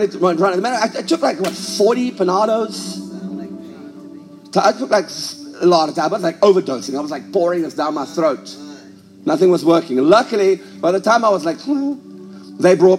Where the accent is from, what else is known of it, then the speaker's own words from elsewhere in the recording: South Africa; now in United States; I was raised a South African, but I no longer feel like I'm a South African